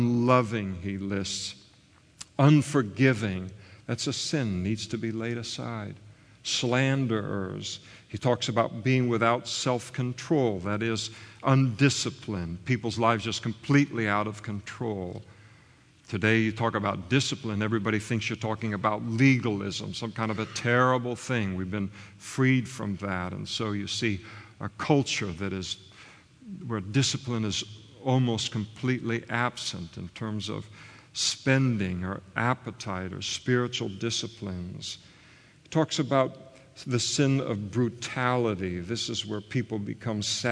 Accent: United States; I grew up in the United States of America

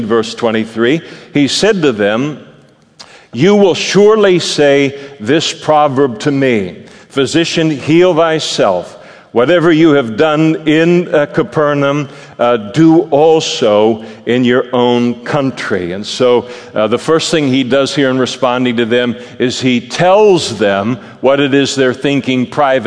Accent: Napa, California, United States; moved away as an adult; now in Modesto, United States; God moved me from Napa to Modesto in order to be a pastor

